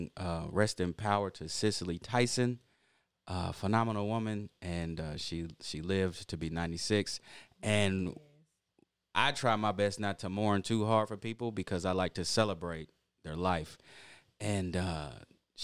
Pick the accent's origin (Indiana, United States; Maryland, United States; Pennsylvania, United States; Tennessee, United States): Indiana, United States; Indianapolis; moved away as an adult; also born or lived in Atlanta; We're streaming live and direct from Naptown, Indianapolis, my hometown